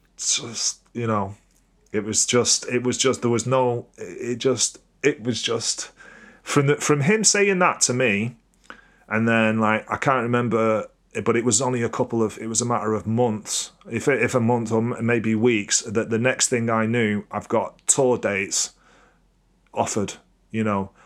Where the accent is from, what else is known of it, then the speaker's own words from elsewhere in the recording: Crewe, North West England, United Kingdom; I'm from Crewe. It's not, it's not the same, you know? It's like, I ain't grown up in Manchester